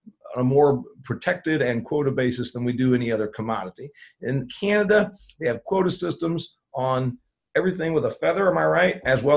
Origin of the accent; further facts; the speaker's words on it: Indiana, United States; certainly my home state of Indiana